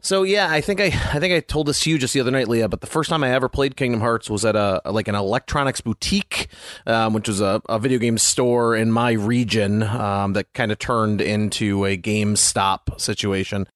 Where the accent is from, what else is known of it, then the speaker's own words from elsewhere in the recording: United States; growing up in America in the, you know, the nineties